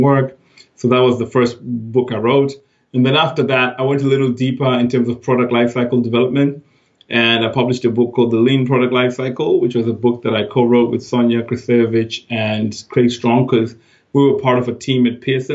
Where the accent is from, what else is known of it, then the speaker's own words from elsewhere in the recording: Zimbabwe; moved away as an adult; now in United Kingdom; I was born in Zimbabwe. That's where I grew up. Went to university in Harare